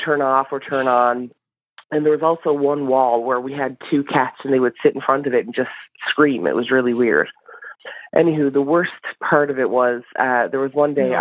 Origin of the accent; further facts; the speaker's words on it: Newfoundland and Labrador, Canada; also born or lived in St. John's, Newfoundland; now in Nunavut, Canada; I am calling from Nunavut, but I am from Newfoundland